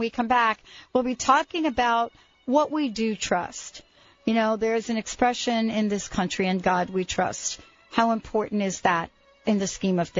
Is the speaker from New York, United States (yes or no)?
yes; New York, United States; I'm from New York.